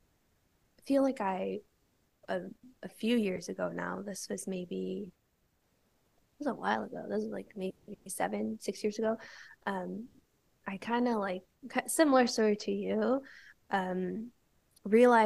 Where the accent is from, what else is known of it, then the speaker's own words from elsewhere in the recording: Chicago, Illinois, United States; also born or lived in Bali; I grew up in Chicago